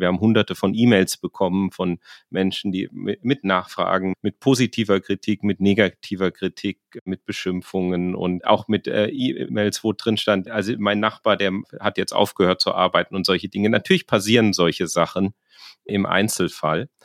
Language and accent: German; rural Hesse, Germany; Also ich komme aus äh, der Provinz in Hessen. Die Gemeinde, wo ich herkomme, ist in der Mietstufe 1, die niedrigste